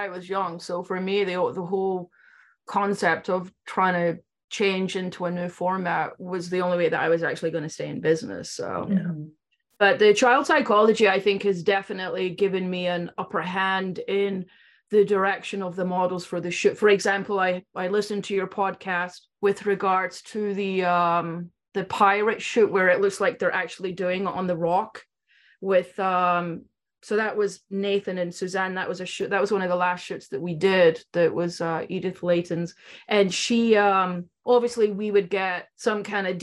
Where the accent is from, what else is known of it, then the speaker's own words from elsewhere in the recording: Scotland, United Kingdom; moved away; I was from Scotland.